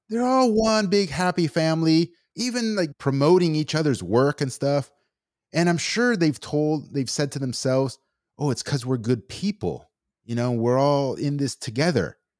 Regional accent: United States; me as an American citizen, born and raised here

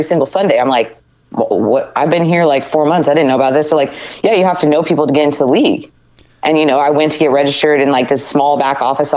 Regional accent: Reno, Nevada, United States; now in California, United States; I was born in Reno, Nevada. I come from a family of 7 kids, which I think kind of shaped me a little bit growing up

